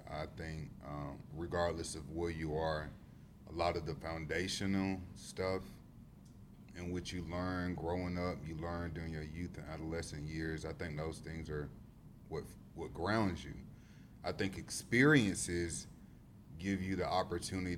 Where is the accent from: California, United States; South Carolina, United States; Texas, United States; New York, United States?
South Carolina, United States; Greenwood; moved away as an adult; now in Charleston, United States; I grew up in Greenwood and now I reside in Charleston.